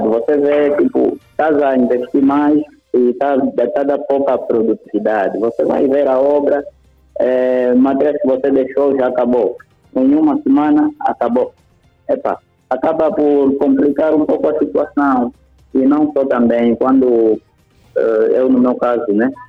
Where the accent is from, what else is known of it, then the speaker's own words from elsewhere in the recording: Angola; Eu também sou angolano